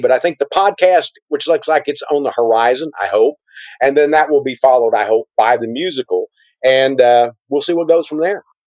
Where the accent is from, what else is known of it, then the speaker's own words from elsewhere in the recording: Texas, United States; being a Texan